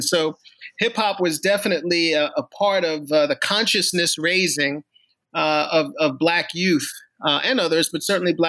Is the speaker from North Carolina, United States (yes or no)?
no; New York City, New York, United States; now in Allentown, United States; I grew up in New York City in Queens during the 1970s and 80s